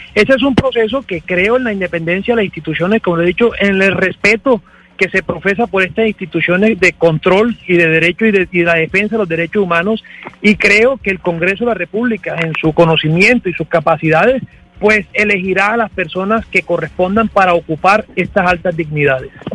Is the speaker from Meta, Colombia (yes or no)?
no; Córdoba, Colombia; yo que soy del departamento de Córdoba, coterráneo del doctor